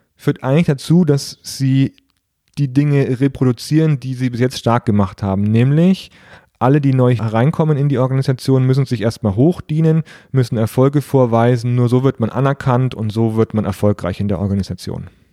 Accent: Nuremberg or Fürth, Bavaria, Germany; aus meiner Heimatstadt, aus Nürnberg oder Fürth

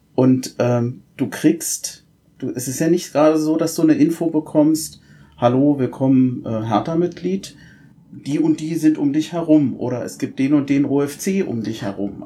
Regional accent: Berlin, Germany; moved away as an adult; now in Rhein-Main area, Germany; bin auch gebürtiger Berliner, habe 25 Jahre in Berlin gelebt

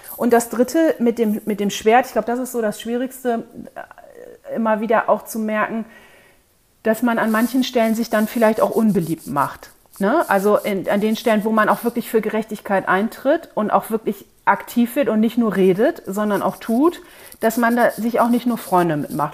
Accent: North Sea coast, Germany; ich bin nun in, an der Nordseeküste aufgewachsen

